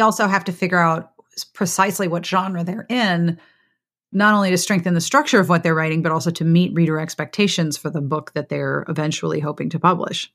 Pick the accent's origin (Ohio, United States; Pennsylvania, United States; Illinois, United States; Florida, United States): Pennsylvania, United States; Pittsburgh; moved away; you live in my hometown